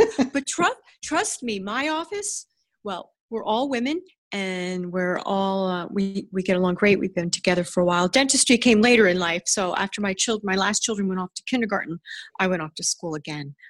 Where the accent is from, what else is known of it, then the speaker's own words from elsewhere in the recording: Ridgewood, New Jersey, United States; I grew up in Ridgewood, New Jersey, which is a, a beautiful town